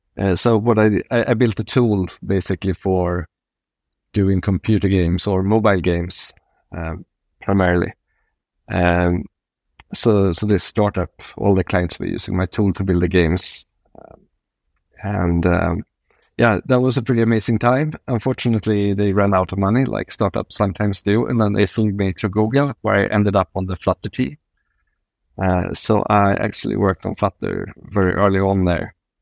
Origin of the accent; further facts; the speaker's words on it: Sweden; English is a second language; moved away as an adult; also born or lived in San Francisco, United States; And that took me, I'm from Sweden, but it took me to San Francisco and Silicon Valley.